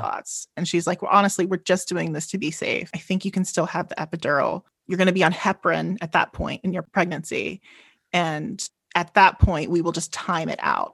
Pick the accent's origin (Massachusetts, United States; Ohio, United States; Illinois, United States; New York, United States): Illinois, United States; Chicago; I am from Chicago, Illinois